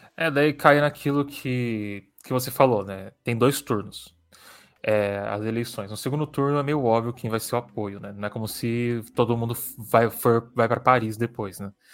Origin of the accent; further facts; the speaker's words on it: São Paulo, Brazil; também sou de São Paulo, então é, desde que eu nasci